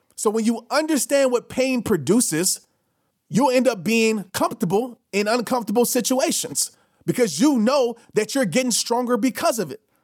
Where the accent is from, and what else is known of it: New Orleans, Louisiana, United States